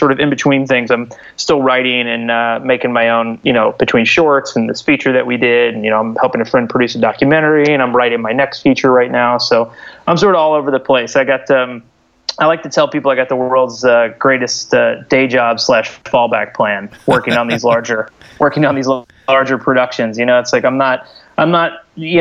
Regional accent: Louisville, Kentucky, United States; moved away as an adult; now in Brooklyn, United States; I'm born and raised in Louisville.

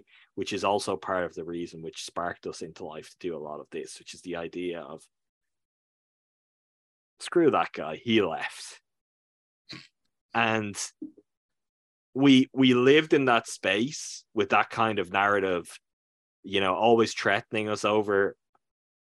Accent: Ireland; I'm a guy from Ireland who's doing this years. I'm talking from Ireland now.

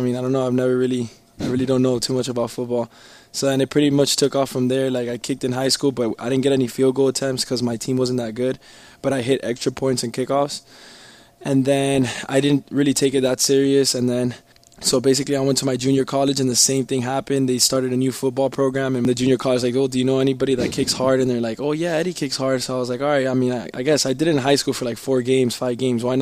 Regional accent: Miami, Florida, United States; I grew up in Miami

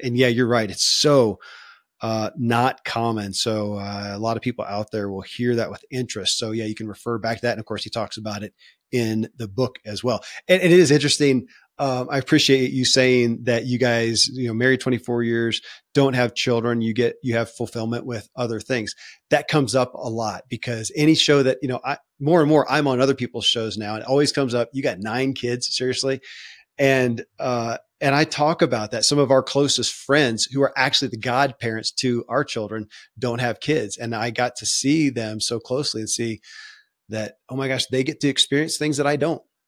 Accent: Kentucky, United States; born or raised there

